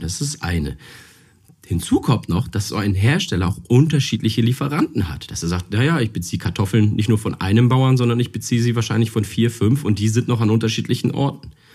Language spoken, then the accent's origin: German; Hamburg, Germany; Ich komme aus Hamburg und wir haben hier ein tolles Apfelanbaugebiet